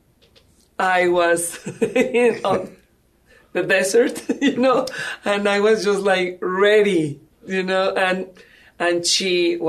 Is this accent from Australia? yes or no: no; Mexico; English is a second language; moved away as an adult; now in San Antonio, United States; I am from Mexico. As you can see, English is not my first language, but I try. And I came to San Antonio in 2008.